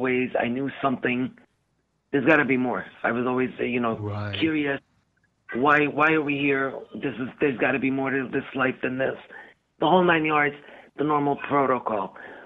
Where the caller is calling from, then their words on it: Michigan, United States; I'm calling from Michigan.